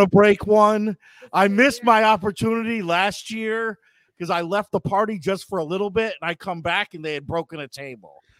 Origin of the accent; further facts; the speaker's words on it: Buffalo, New York, United States; moved away as an adult; now in Baton Rouge, United States; grew up in the Elmwood uh, Village and just a diehard Buffalo